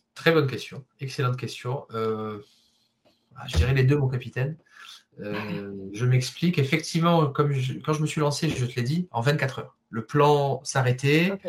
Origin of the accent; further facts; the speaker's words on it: Marseille, Provence-Alpes-Côte d'Azur, France; je suis de Marseille